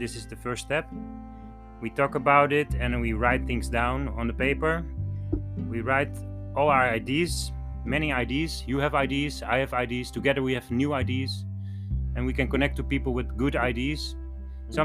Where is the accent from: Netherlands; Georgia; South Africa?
Netherlands; Alkmaar, North Holland; from Alkmaar. I was born here in the Netherlands, in this city. So I am 44 now. I was born in August on the 5th, 1977.